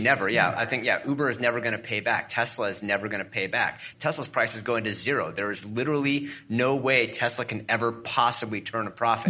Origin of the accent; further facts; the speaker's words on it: Portland, Oregon, United States; my hometown, which is around Portland, Oregon